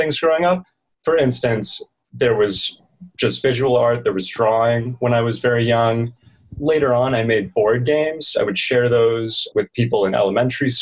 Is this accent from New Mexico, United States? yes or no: yes; New Mexico, United States; also born or lived in California / Colorado; grew up in California, transitioned to New Mexico, spent a lot of time in the Southwest since then